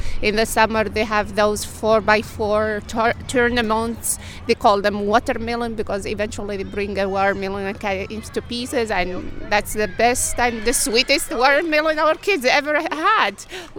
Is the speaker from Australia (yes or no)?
no; Morocco; now in St. Louis, United States; I have been in St. Louis for now 12, 13 years, but I'm originally from North Africa, from Morocco.